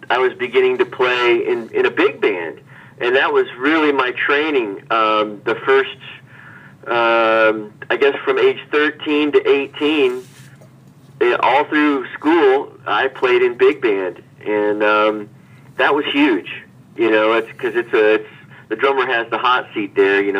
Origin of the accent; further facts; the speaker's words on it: Hannibal, Missouri, United States; now in New York, United States; well, first of all, um, Hannibal was a place where you could dream um, wide open.